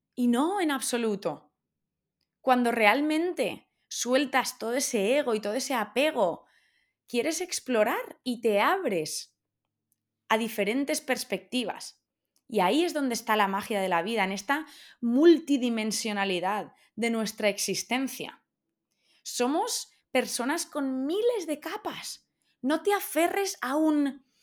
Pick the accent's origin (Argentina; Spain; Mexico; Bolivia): Spain; Valencia, Valencian Community; moved away as an adult; also born or lived in Australia; now in London, United Kingdom; yo soy de Valencia y vivimos en Londres. Y yo llevo muchos años fuera y me apetece volver a casa